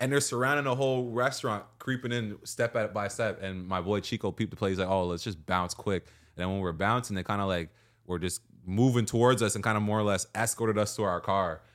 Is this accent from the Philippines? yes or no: no; Canada; from being a Canadian nigga